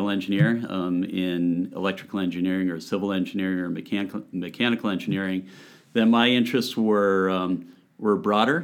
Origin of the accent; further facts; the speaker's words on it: Hamden, Connecticut, United States; also born or lived in Seattle, Washington / Ithaca, New York; I grew up in Hamden